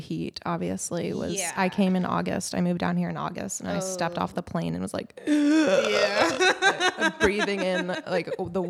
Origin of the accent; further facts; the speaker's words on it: Tacoma, Washington, United States; Okay, so I am from Tacoma, Washington. Okay. I went to a little high school called Steilacoom High School, the first incorporated town in Washington.